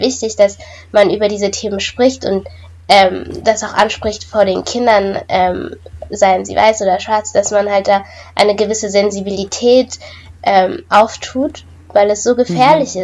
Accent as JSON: {"language": "German", "country": "Germany", "said": "ich komme aus Deutschland"}